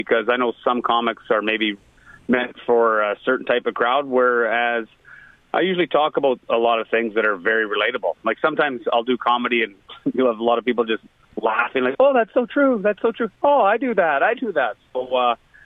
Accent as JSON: {"language": "English", "region": "Saskatchewan", "country": "Canada", "tie": "born or raised there", "said": "coming from Saskatchewan"}